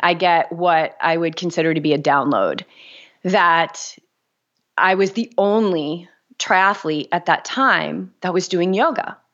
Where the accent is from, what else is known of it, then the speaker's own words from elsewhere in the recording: New England, United States; also born or lived in Boulder, Colorado; now in Newport, United States; I grew up in New England, so I love New Englanders